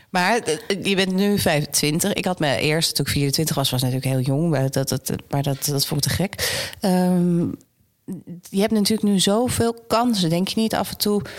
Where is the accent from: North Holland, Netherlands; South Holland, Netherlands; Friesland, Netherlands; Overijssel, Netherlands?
North Holland, Netherlands; Amsterdam; ik ben natuurlijk geboren getogen in Amsterdam